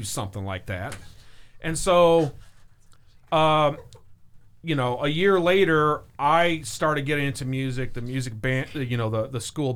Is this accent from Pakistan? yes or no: no; East Tennessee, United States; born or raised there; accent: northern twinge; moved away as an adult; also born or lived in Illinois / Wisconsin; now in Augusta, United States